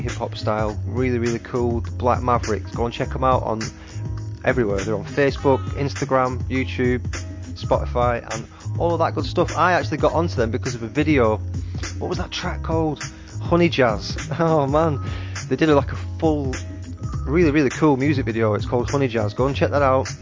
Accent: England, United Kingdom; I'm English

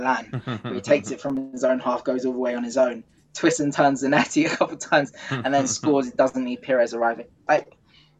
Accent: Nigeria; being Nigerian and growing up on stories of him

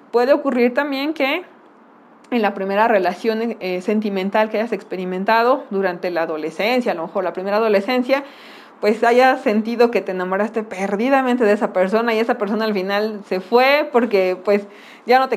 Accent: Mexico; Y pues como buenos mexicanos le hemos dado como el toque para no, no hablar acerca del tema como tal

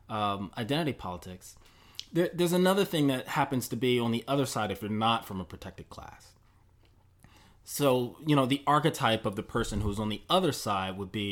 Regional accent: Mississippi, United States; uh, pain that you know I'm in, you know I grew up in Mississippi.

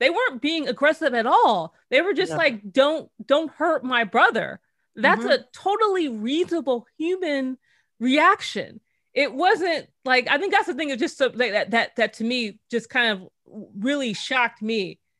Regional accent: Los Angeles, California, United States; now in New York metro area, United States; I'm from Los Angeles

